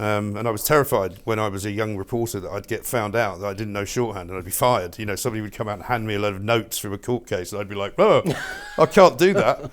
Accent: England, United Kingdom; accent: English; moved away as an adult; also born or lived in New York, United States; my English accent

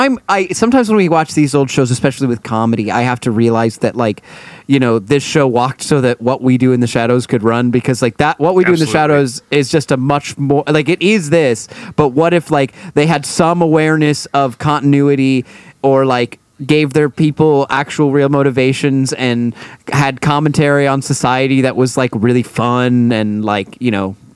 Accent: Cleveland, Ohio, United States; I'm from Cleveland.

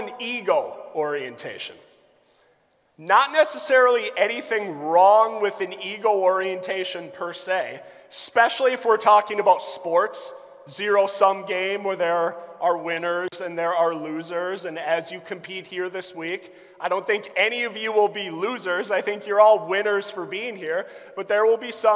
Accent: Albany, United States; growing up in Albany

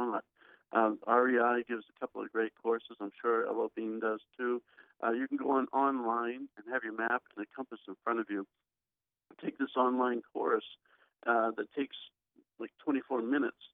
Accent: Bangor, Maine, United States; moved away as an adult; also born or lived in Peru / Wyoming / Arizona; I grew up in Bangor

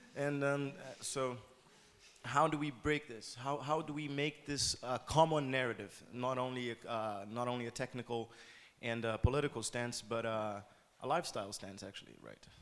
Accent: Brazil; I come from Brazil

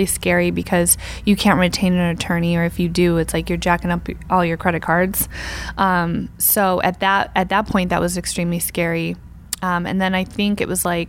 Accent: upstate New York, United States; I'm from like the country in upstate New York.

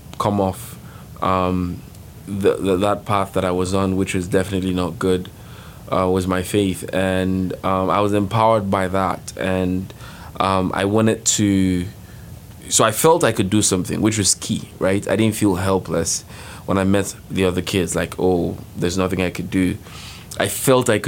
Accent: Nigeria; moved away; I'm from Nigeria, and I am a social entrepreneurship senior at LIN

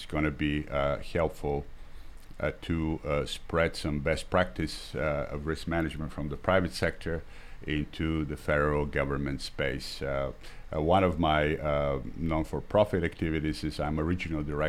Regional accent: Bulgaria; moved away as an adult; also born or lived in Boston, United States; now in Washington, United States; I'm originally from Bulgaria and spent the early years of my life under the socialist regime there.

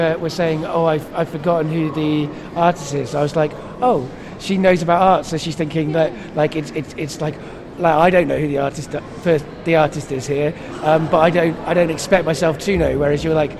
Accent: Cardiff, Wales, United Kingdom; I grew up in Cardiff for some of my childhood

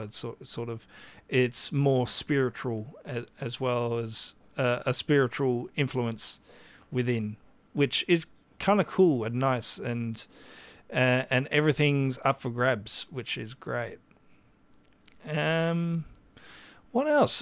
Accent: Australia; I am Australian

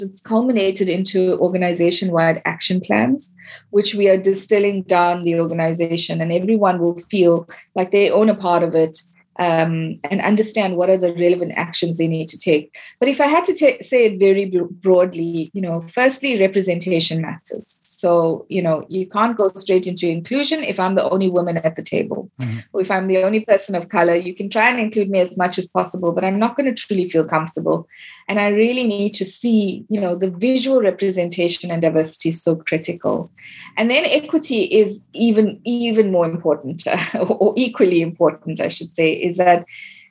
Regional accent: South Africa; I come from South Africa and the history I was taught was very one-sided

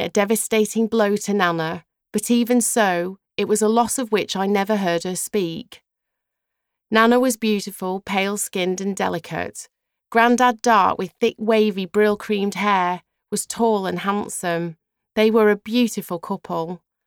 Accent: Mossley, North West England, United Kingdom; moved away; also born or lived in London / Los Angeles; I still love my hometown, and I've learned to appreciate it entirely as an adult and certainly as a mother. Being brought up there was a blessing

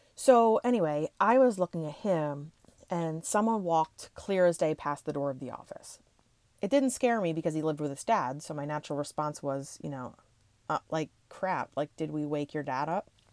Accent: Levittown, Pennsylvania, United States; since I grew up in the Levittown area

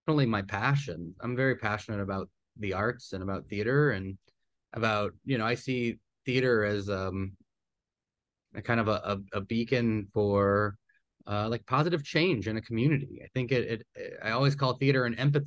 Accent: New Orleans, Louisiana, United States; I grew up here in New Orleans

